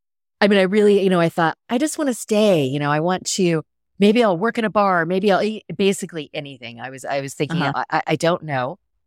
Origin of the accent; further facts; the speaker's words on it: Sweetwater, Texas, United States; also born or lived in England / Hawaii / Washington; I was born in Texas, Sweetwater, Texas, a tiny little town. But I grew up a little bit all over. My dad was in the military, so total military brat. So lived in Texas and England and Hawaii and Washington, and the list goes on.